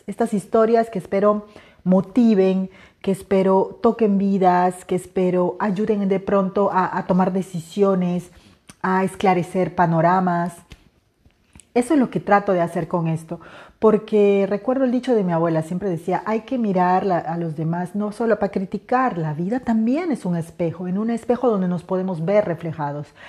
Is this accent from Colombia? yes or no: no; Peruvian Amazon, Peru; moved away; Soy una mujer de la selva